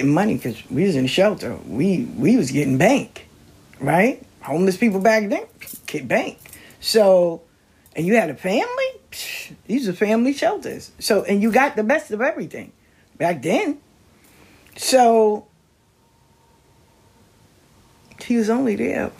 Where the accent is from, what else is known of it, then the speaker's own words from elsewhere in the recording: the South, United States; I'm from the South